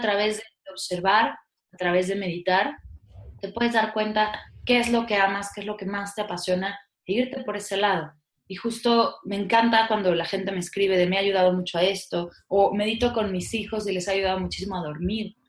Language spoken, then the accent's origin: Spanish; Mexico